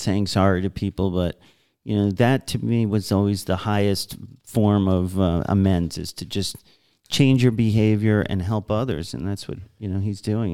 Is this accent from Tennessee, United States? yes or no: no; New York, United States; I was the last schmuck growing up in New York who s, was still working there